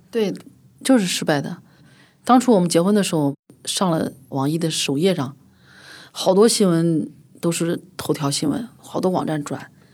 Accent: Xinjiang, China; moved away; 我很小的时候，出生在新疆市战精神兵团

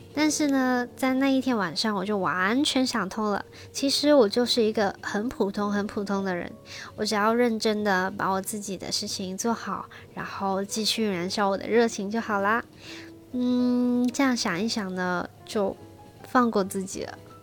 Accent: Shenzhen, Guangdong, China; 是土生土长的深圳人，现在在深圳做香港家私定制

